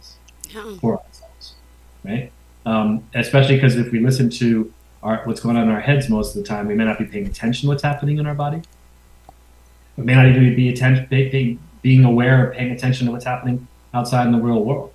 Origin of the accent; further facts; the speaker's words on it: New York City, New York, United States; I grew up in New York City.